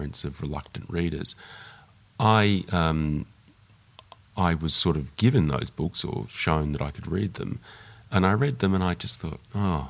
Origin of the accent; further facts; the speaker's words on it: Melbourne, Victoria, Australia; I grew up in Melbourne